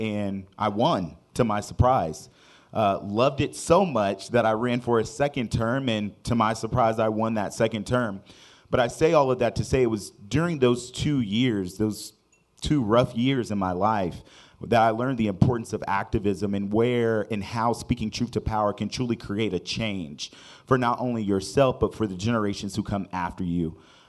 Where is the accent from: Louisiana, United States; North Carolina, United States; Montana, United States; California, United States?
California, United States; San Diego; now in Wichita, United States; I'm originally from San Diego, California, moved to Wichita about 7 years ago and found my home away from home